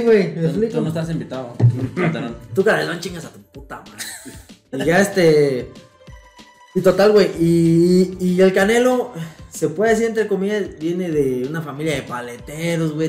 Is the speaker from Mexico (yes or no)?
yes; Mexico; los mexicanos somos